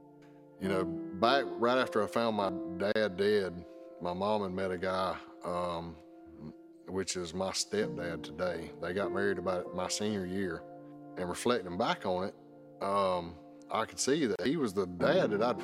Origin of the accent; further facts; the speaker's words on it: South Georgia, United States; Growing up in South Georgia